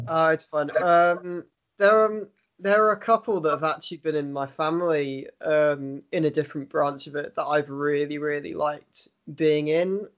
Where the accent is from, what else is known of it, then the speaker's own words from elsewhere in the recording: London, United Kingdom; now in Swansea, United Kingdom; I was born in Britain. I've lived in Britain my entire life. I lived in, grew up in London initially, and now I live in Swansea.